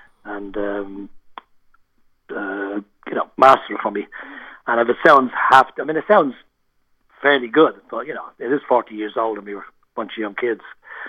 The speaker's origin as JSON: {"language": "English", "country": "Ireland", "also_born_or_lived": "Birmingham, United Kingdom / London, United Kingdom", "moved": "as an adult", "said": "Well, when I moved out from Ireland, I went to Birmingham. I was in Birmingham for 5 years with my first wife."}